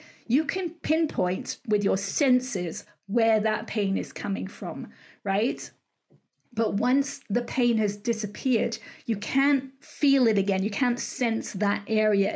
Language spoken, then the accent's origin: English; England, United Kingdom; moved away as an adult; now in California, United States; I'm from England originally. I live in California and have done for 30 odd years.